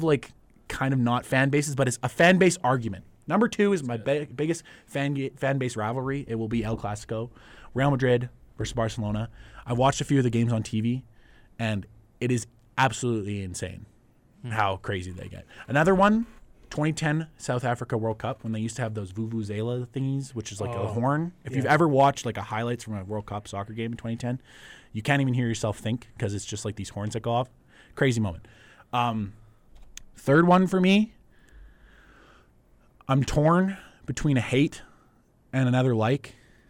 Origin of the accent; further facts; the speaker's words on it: Canada; being Canadian